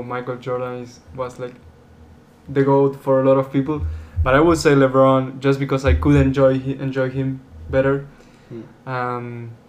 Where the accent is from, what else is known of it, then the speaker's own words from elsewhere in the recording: Argentina; now in Wichita, United States; I'm from Argentina. I'm 21 years old.